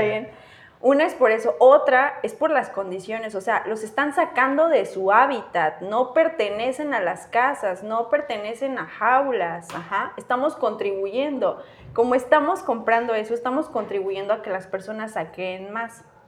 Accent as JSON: {"language": "Spanish", "region": "Chiapas", "country": "Mexico", "said": "somos de Chiapas, crecimos aquí, nuestra familia está aquí"}